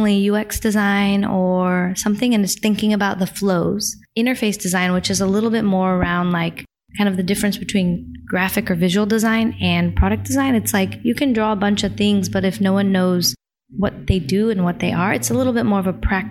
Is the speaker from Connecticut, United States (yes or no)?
yes; New Haven, Connecticut, United States; we were living in Connecticut